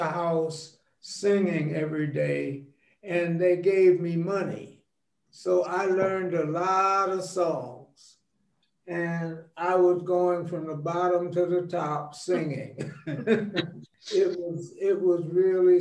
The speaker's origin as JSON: {"language": "English", "town": "Los Angeles", "region": "California", "country": "United States", "tie": "born or raised there", "also_born_or_lived": "Cleveland, Ohio", "said": "I grew up in Watts. We came to California from Cleveland, Ohio in 1936."}